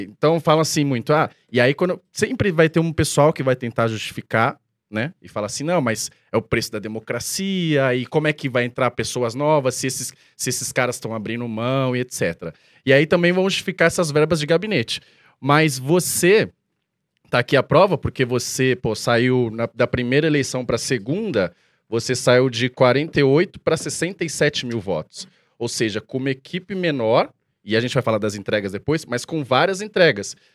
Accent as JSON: {"language": "Portuguese", "region": "São Paulo", "country": "Brazil", "tie": "born or raised there", "said": "tem uma lá perto da onde eu, da onde eu cresci, em Arthur Alvim, Itaquera, que é conjunto habitacional."}